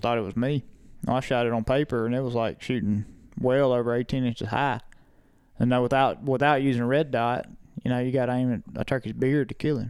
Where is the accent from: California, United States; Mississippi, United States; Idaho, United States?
Mississippi, United States; Lake; my hometown of Lake Mississippi